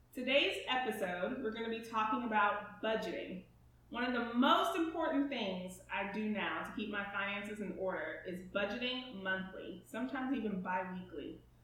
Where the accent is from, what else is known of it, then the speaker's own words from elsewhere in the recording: Houston, Texas, United States; also born or lived in Denton, Texas; I was born and raised in Houston, Texas.